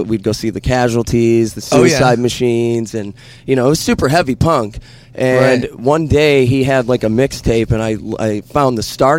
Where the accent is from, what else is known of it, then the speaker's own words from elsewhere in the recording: Southgate, Michigan, United States; moved away; also born or lived in Florida; No, I was born and raised in Downriver, Michigan.